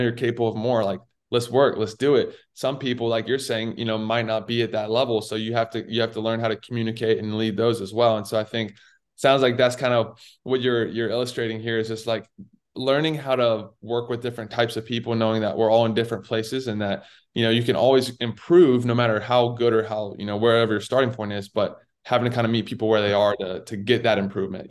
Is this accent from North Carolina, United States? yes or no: yes; Raleigh, North Carolina, United States; I grew up in Raleigh, so I was a huge Duke basketball fan